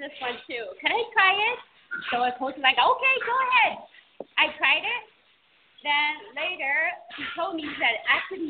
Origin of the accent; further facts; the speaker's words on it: China; moved away; I was born in China.